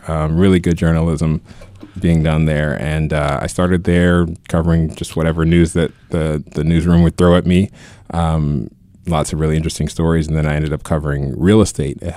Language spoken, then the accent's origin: English; Tallahassee, Florida, United States; moved away as an adult; also born or lived in Stanford, California / Miami, Florida; From Florida to Stanford. I grew up in Tallahassee, Florida.